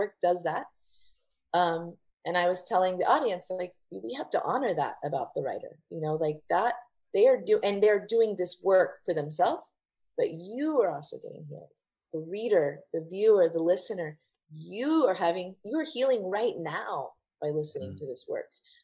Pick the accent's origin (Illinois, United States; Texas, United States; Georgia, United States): Texas, United States; also born or lived in Brownsville, Texas; I was born in Brownsville in South Texas, but came here when I was five